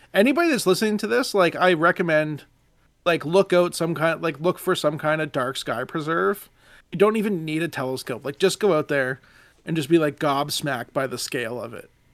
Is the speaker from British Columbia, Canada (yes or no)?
no; Nova Scotia, Canada; now in Ontario, Canada; I, I, live in Ontario now, but we're all from Nova Scotia